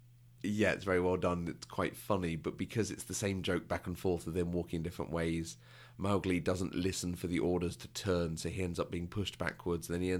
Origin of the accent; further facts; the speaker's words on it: United Kingdom; Because I'm a Brit.